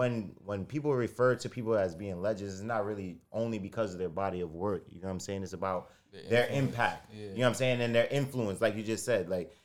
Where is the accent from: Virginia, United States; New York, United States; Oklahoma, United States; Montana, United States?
New York, United States; Flatbush, Brooklyn; And I'm from the Floss too. Like, I live in the Floss currently.